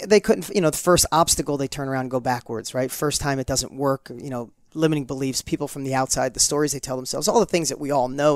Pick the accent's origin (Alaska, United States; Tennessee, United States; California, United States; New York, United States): New York, United States; accent: New York; my New York accent was, like, super heavy